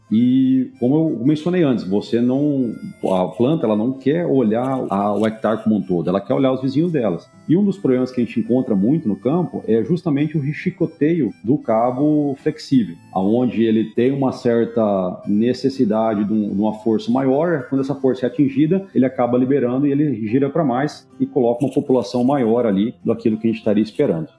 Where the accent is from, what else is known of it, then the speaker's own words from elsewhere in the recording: Primavera do Leste, Mato Grosso, Brazil; also born or lived in Santo Ângelo, Rio Grande do Sul, Brazil; Sou nascido em Santo Ângelo, mas muito cedo já, com 3, 4 anos de idade, minha família veio para o Mato Grosso